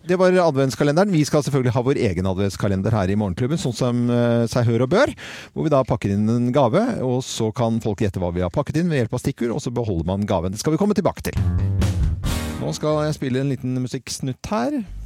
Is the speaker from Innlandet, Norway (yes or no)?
no; Oslo, Norway; i nabolaget der jeg vokste opp, der på Munkerud, eh, Nordstrand